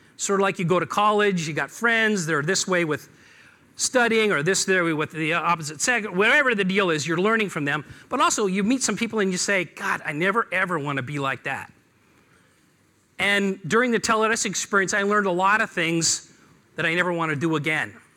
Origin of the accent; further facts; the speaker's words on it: Seattle, Washington, United States; I'm, I'm from Seattle